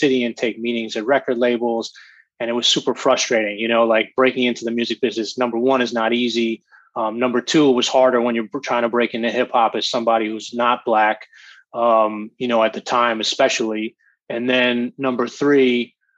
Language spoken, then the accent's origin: English; Montclair, New Jersey, United States; I grew up in Montclair, New Jersey